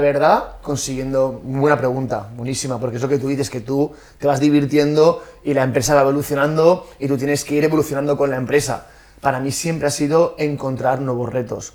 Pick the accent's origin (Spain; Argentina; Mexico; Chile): Spain; Valencian Community; moved away as an adult; also born or lived in Australia; somos valencianos